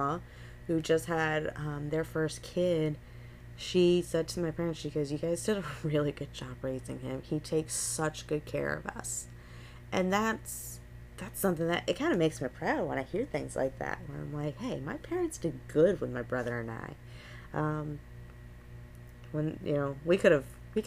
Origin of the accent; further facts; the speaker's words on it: Gulf Coast, Florida, United States; I am a born and raised Florida native